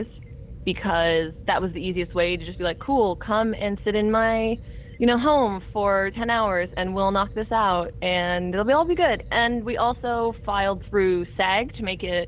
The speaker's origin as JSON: {"language": "English", "country": "Canada", "said": "I'm Canadian"}